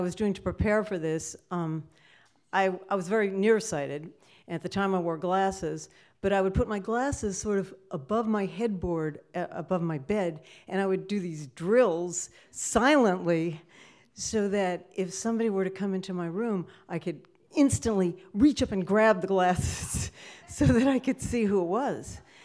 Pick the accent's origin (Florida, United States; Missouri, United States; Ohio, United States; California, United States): California, United States; Sacramento; I grew up in Sacramento, California